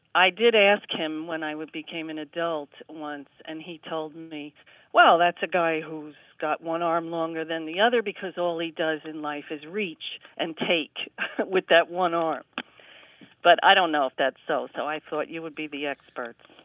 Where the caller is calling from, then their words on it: Spring Valley, New York, United States; I am calling from Spring Valley, New York